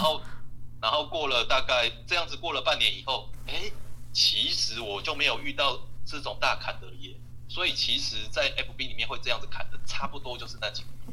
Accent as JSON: {"language": "Chinese", "country": "Taiwan", "said": "我们台湾人的习性就是多一事不如少一事"}